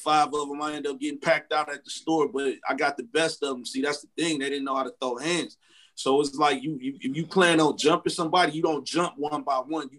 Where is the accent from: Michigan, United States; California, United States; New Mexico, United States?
Michigan, United States; Detroit; moved away; I'm from Detroit.